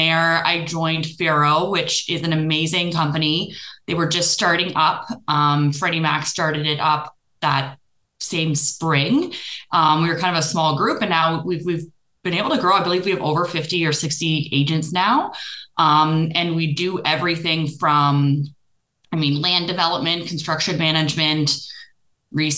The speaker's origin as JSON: {"language": "English", "region": "Prince Edward Island", "country": "Canada", "moved": "as an adult", "lives_now": "Stouffville, Canada", "said": "I am from the East Coast. I'm from Prince Edward Island."}